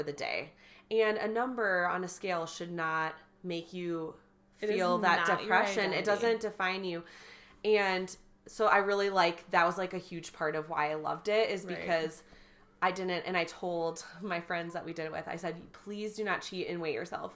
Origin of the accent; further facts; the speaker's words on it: Wisconsin, United States; I'm from Wisconsin